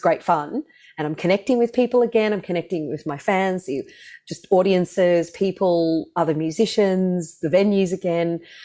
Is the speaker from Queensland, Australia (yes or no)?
no; Melbourne, Victoria, Australia; moved away as an adult; also born or lived in London, United Kingdom; I was born here in Melbourne